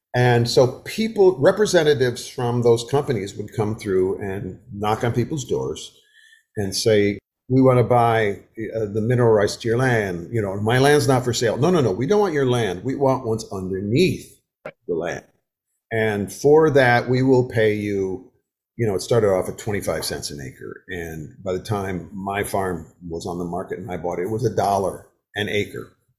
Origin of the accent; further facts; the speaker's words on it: Wisconsin, United States; moved away as an adult; now in the South, United States; I have lived in the South for 50 years. I was raised in Wisconsin